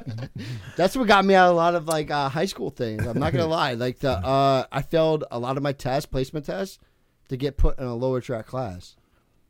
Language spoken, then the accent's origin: English; Toms River, New Jersey, United States; also born or lived in California; I grew up in Toms River